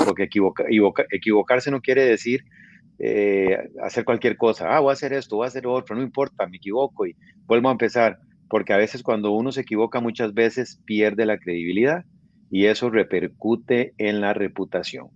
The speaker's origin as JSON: {"language": "Spanish", "country": "Costa Rica", "moved": "yes", "lives_now": "Guatemala", "said": "al ser yo tico"}